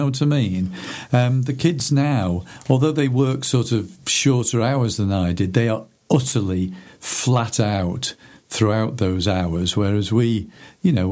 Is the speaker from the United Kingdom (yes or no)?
yes; Chester, North West England, United Kingdom; moved away as an adult; also born or lived in Liverpool; now in Bolton, United Kingdom; I'm a Chester boy, really. I grew up in Chester